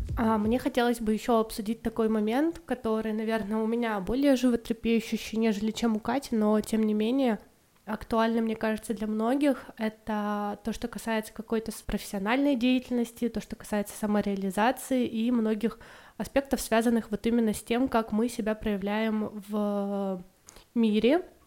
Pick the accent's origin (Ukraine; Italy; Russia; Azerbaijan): Russia; Irkutsk, Irkutsk Oblast; also born or lived in India / Malaysia; я из Иркутска, это такой город в Сибири